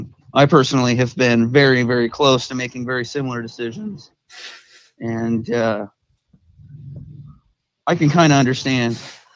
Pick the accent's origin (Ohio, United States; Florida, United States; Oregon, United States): Oregon, United States; I'm from Oregon.